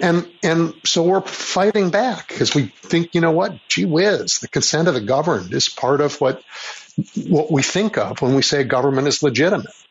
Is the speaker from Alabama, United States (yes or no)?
no; Chicago, Illinois, United States; I grew up in Chicago when Richard J. Daley was mayor